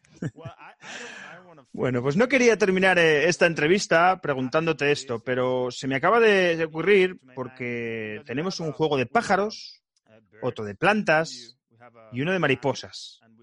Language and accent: Spanish; Spain; first language Spanish; moved away as an adult; now in United States; Los tres miembros de este podcast somos de España y nos conocimos aquí en Estados Unidos.